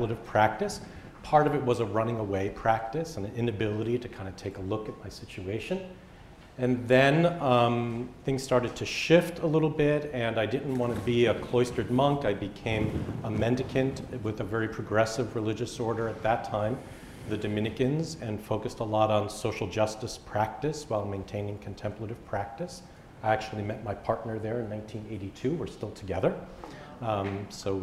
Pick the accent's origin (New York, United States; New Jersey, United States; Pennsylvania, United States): New York, United States; New York City; I grew up also in Brooklyn